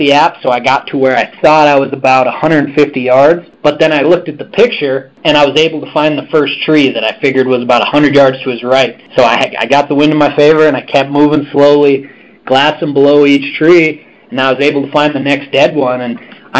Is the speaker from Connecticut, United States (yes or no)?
no; Missoula, Montana, United States; I'm from Western Montana, Missoula, Montana, where our headquarters is actually